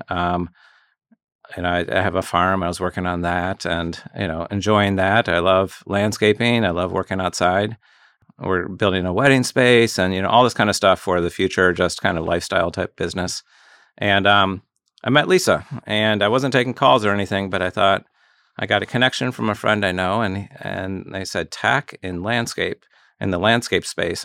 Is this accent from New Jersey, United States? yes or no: no; outside Cleveland, Ohio, United States; moved away; also born or lived in Chicago; I grew up outside Cleveland